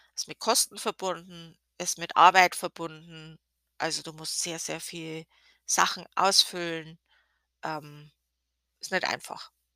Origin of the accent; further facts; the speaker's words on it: Germany; als Deutsche